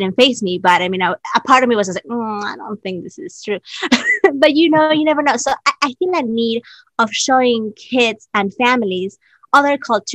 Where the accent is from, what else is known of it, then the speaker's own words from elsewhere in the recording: Peru; moved away as an adult; now in New York City, United States; I am Peruvian. I was born in Peru. I came here about 14 years ago to study musical theater